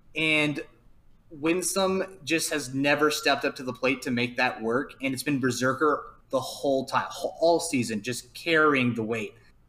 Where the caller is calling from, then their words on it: Dallas, Texas, United States; Dallas, Texas.